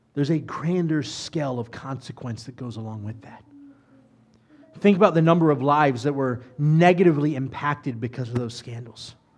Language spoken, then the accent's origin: English; United States; I'm an American